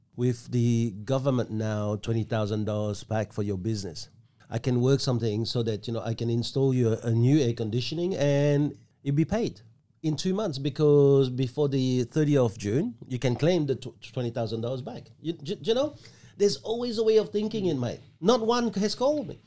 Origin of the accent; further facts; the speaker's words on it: Ho Chi Minh City, Vietnam; now in Australia; I was born in Saigon